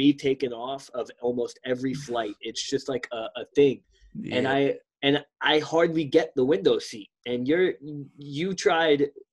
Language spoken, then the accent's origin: English; New York City, New York, United States; that's my home, New York City. That's the fucking home. That's where it started.